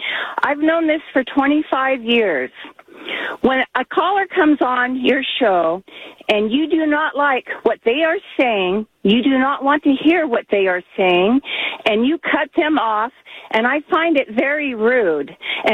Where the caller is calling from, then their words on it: Oregon, United States; Good afternoon, Lars. I'm calling from Oregon, and I'm not a no-sayer.